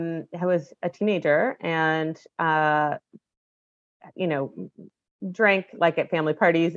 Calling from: Portland, Oregon, United States; Yeah, so I'm in Portland, Oregon, so the west coast of the state

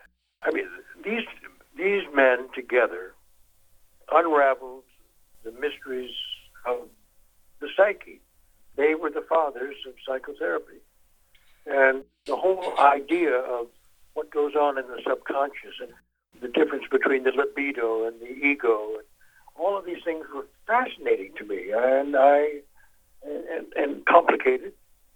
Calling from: Warsaw, Masovian Voivodeship, Poland; I'm calling you from Warsaw, Poland.

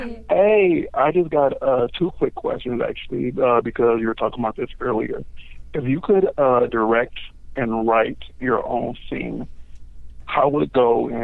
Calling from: Los Angeles, California, United States; I'm calling from L.A.

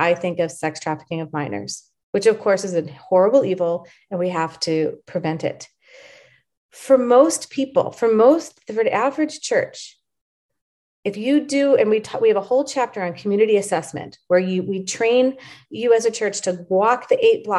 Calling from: Dallas, Texas, United States; I'm calling up from Dallas, Texas, USA right now.

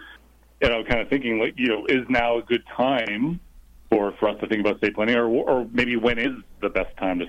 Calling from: Los Angeles, California, United States; I'm actually calling from sunny Los Angeles.

